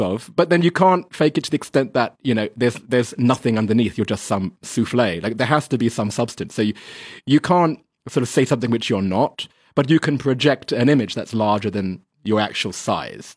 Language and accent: English; England, United Kingdom; now in China; I'm English